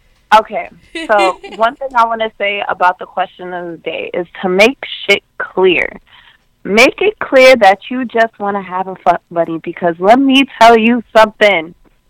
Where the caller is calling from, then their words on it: Queens, New York, United States; I'm coming from Queens, New York.